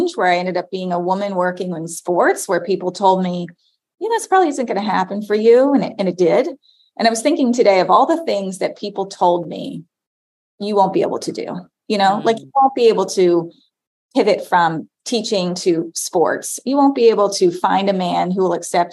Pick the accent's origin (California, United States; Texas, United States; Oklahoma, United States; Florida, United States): Florida, United States; I grew up in Florida